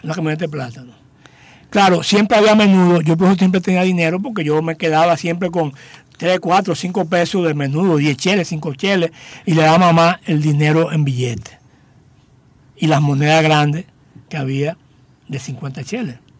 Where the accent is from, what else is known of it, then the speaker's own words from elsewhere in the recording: Higüey, La Altagracia, Dominican Republic; moved away as an adult; also born or lived in Cotuí / Santo Domingo; yo nací en Higüey, fuimos a vivir a Cotuí